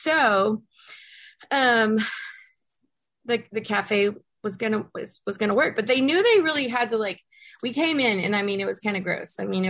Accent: Katy, Texas, United States; I grew up in Katy, Texas

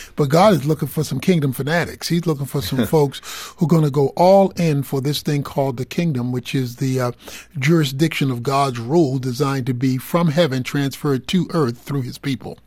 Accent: Dallas, Texas, United States; also born or lived in Baltimore; I'm, I'm from Dallas

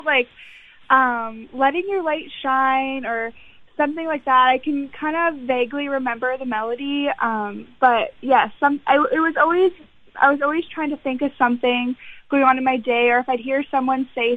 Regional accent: Winnipeg, Manitoba, Canada; I did a lot of musical theater in my hometown of Winnipeg

